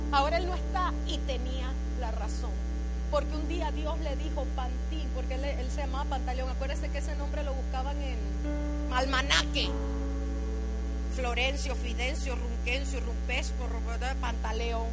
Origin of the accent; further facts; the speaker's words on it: Panama; moved away; Yo soy panameña